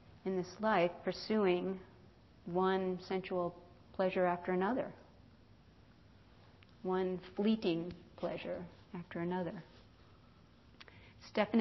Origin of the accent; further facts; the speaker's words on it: East Coast, United States; now in California, United States; I grew up on the East Coast